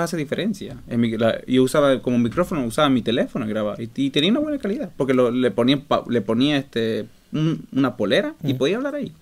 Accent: Montero, Santa Cruz, Bolivia; now in Stockholm, Sweden; yo soy de Bolivia, eh, de la, del pueblo, de, la ciudad pequeñita llamada Montero

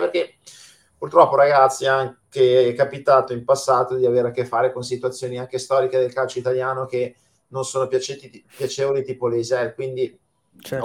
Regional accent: Milan, Lombardy, Italy; io sono di Milano, eh, ma non milanese perché i miei genitori vengono da fuori

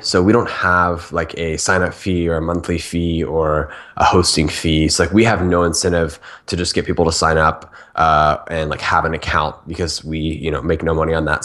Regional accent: Orlando, Florida, United States; moved away as an adult; now in San Francisco, United States; I'm from Orlando, Florida. Uh, grew up there

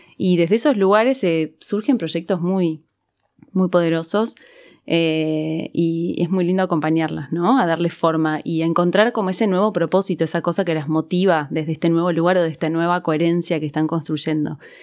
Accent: Argentina; las personas que nacimos en Argentina y nos criamos acá

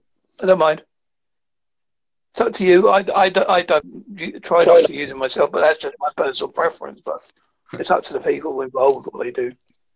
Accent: Devon, South West England, United Kingdom; I am from Devon, United Kingdom.

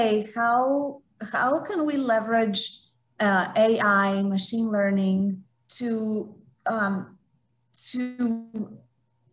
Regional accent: Greece; now in United States; I'm from Greece, haven't worked in Europe

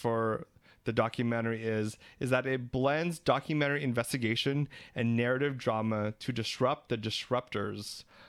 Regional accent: Philippines; We're three Filipino gay guys

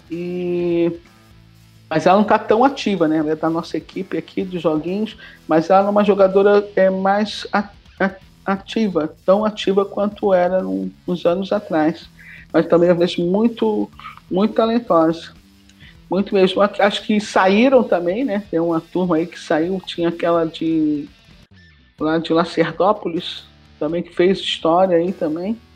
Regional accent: Rio de Janeiro, Brazil; eu sou do Rio de Janeiro. Aí você pensa, tá, e cadê a história do Rio?

